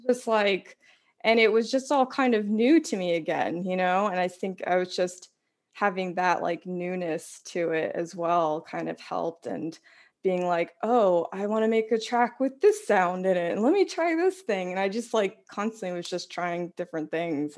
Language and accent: English; Washington Township, New Jersey, United States; I grew up in Washington Township, New Jersey, which is like really just next door